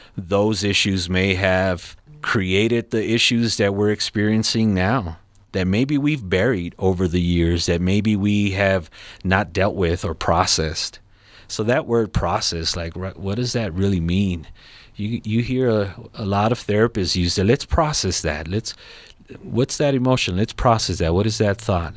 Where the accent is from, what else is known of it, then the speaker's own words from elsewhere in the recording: Los Angeles, California, United States; now in Colorado Springs, United States; I'm from Los Angeles, California